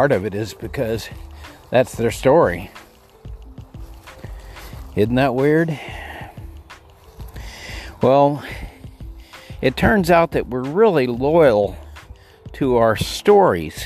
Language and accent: English; El Paso, Texas, United States; I grew up in Texas in El Paso